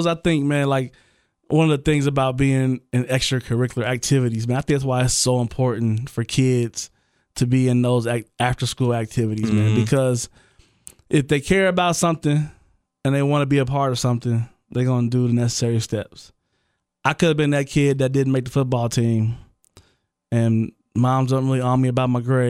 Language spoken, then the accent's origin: English; Parkwood / Trotwood, Ohio, United States; I grew up on Parkwood, too. Before I moved to Trotwood, that's where I lived, on Parkwood. A lot of people don't even know that, but I was in the hood, too.